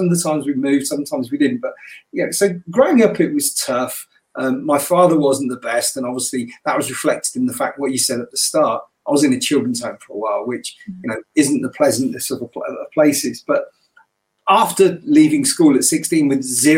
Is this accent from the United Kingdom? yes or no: yes; New Cumnock, Scotland, United Kingdom; also born or lived in Nottingham; my mother came down to Nottingham and then she took me back to Scotland with her. And so, when she went back to Scotland in 69, I was the only coloured kid in the village, in this little mining village in the west coast of Scotland, which was called Newcunluck